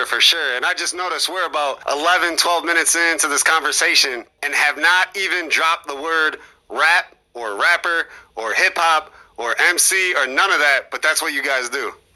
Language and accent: English; Mendota, Illinois, United States; my hometown of Mendota